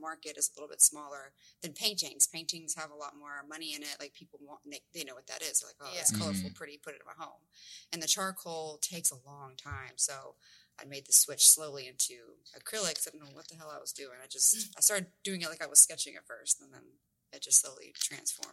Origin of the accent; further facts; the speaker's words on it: Olive Branch, Mississippi, United States; moved away as an adult; also born or lived in Memphis, Tennessee; now in Mesquite, United States; I grew up like right outside of Memphis in the suburb kind of area, like it's all of Branch, Mississippi